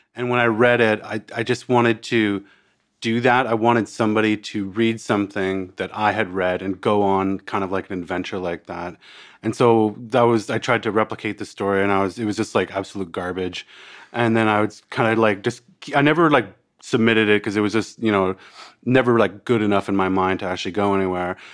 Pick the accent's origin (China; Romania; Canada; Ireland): Canada; accent: Canadian; moved away as an adult; now in Australia; I'm a, I'm a Canadian that, uh, also, uh, a, Australian